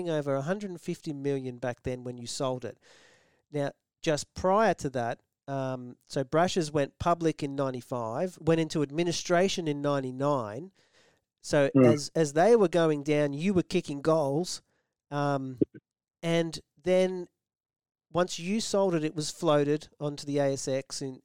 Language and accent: English; Melbourne, Victoria, Australia; a young kid growing up in Melbourne